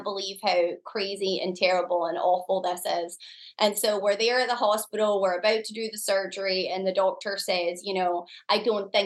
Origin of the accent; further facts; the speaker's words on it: Scotland, United Kingdom; moved away as an adult; now in United States; I'm from Scotland. I'd moved to the US.